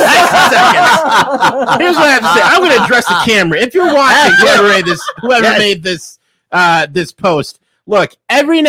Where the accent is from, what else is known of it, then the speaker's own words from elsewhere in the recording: Tennessee, United States; I'm from Tennessee